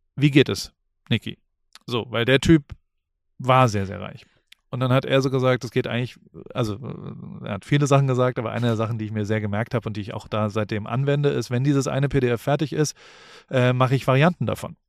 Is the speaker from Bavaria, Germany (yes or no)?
no; Heidelberg, Baden-Württemberg, Germany; moved away; der in Heidelberg groß geworden ist, in, in Neuenheim aufgewachsen ist